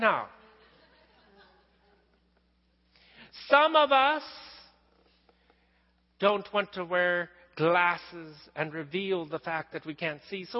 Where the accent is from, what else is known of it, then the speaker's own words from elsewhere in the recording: western Oklahoma, United States; moved away; You guys know I grew up in Oklahoma, out in western Oklahoma, out where on the high plains, the prairie, everything's flat